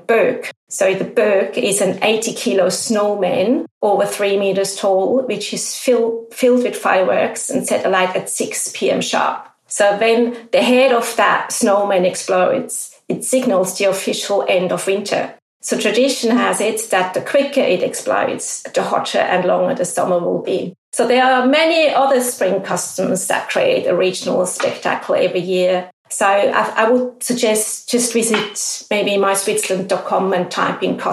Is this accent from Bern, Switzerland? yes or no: no; Zurich, Switzerland; I grew up in Zurich, so it's close to my heart.